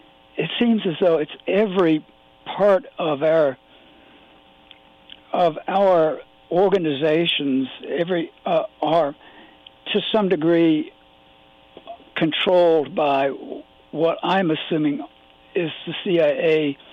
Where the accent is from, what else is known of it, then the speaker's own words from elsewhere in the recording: Virginia, United States; I was raised in Virginia, and I didn't know until I was in my late teens that some of my friends had been Jewish and some had been Catholic, because in my part of Virginia